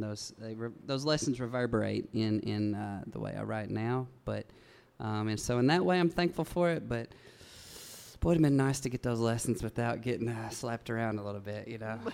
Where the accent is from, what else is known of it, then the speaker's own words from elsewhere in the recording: Big Stone Gap, Virginia, United States; moved away; also born or lived in Nashville, Tennessee; I grew up in Big Stone Gap, Virginia. It's just over the Kentucky line in coal country there.